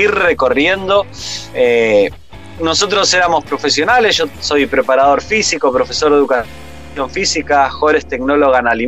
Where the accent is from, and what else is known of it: Rosario, Santa Fe, Argentina; moved away as an adult